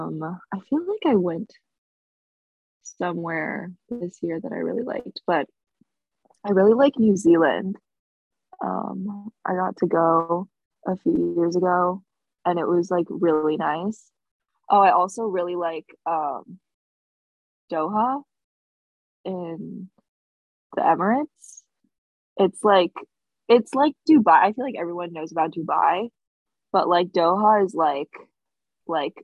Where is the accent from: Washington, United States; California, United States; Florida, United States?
California, United States; Thousand Oaks; now in Redondo Beach, United States; I'm currently at my parents' house in Thousand Oaks, California.